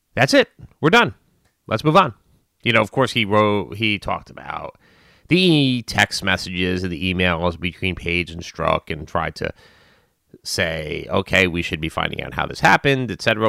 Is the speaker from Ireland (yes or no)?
no; United States; as an American, or at least this American